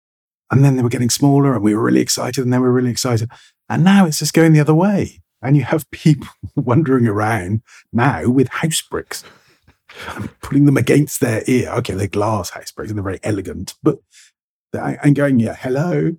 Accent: England, United Kingdom; accent: received pronunciation British; my received pronunciation British accent, because that's my accent.

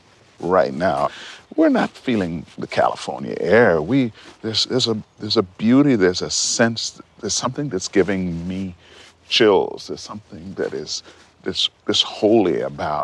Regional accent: Montreal, Quebec, Canada; I was growing up in Montreal, living in Montreal.

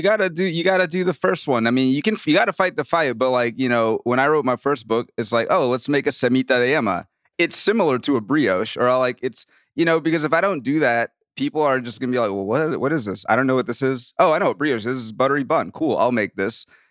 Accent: New Orleans, Louisiana, United States; I'm from New Orleans

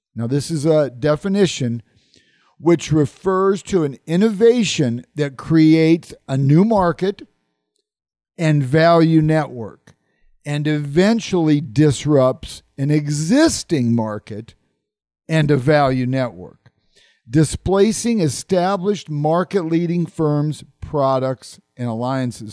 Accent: Omaha, Nebraska, United States; my hometown of Omaha, Nebraska

